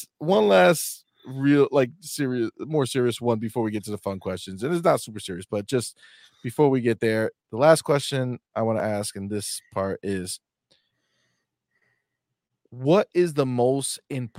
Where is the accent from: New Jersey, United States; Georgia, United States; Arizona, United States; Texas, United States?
New Jersey, United States; We're from Jersey, but we're over here now.